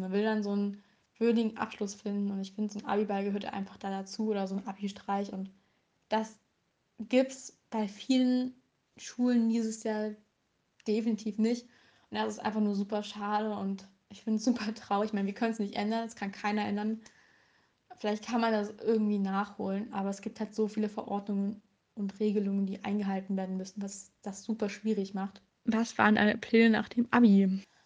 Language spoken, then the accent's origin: German; Saxony, Germany; Also ich komme aus Sachsen